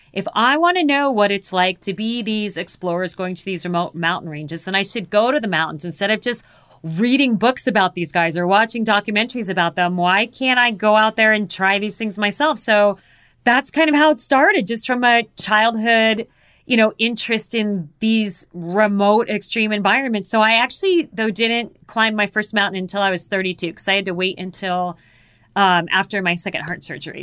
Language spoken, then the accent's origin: English; Phoenix, Arizona, United States; I was born and raised in Phoenix, Arizona